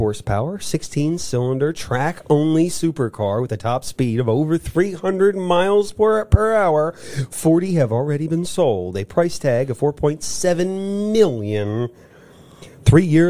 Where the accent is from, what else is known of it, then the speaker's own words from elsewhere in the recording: United States; We're very American.